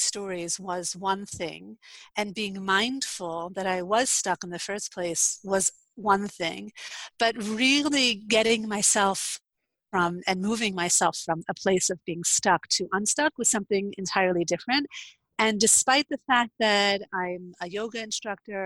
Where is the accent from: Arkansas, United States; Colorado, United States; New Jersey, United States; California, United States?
New Jersey, United States; moved away as an adult; now in Israel; I am originally from New Jersey. I moved to Israel in 2009. I live in northern Israel on a very small kibbutz